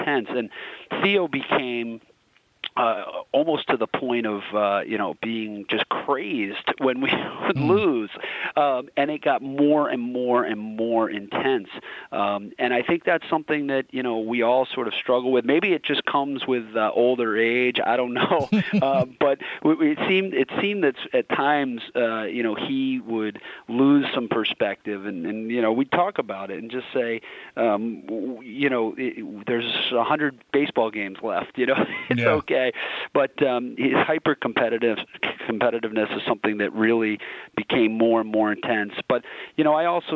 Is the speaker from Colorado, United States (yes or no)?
no; Boston, Massachusetts, United States; I grew up in Boston. I've lived this my whole life.